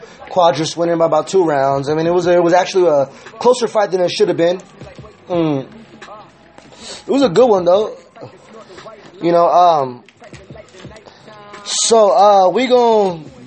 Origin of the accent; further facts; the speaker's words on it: California, United States; I'm from Cali